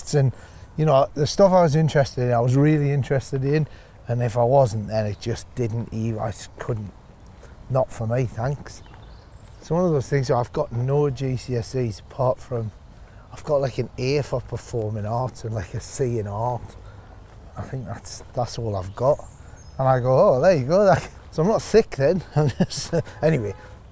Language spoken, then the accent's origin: English; Northumberland, North East England, United Kingdom; moved away as an adult; also born or lived in Newcastle upon Tyne; now in Australia; Growing up in Northumberland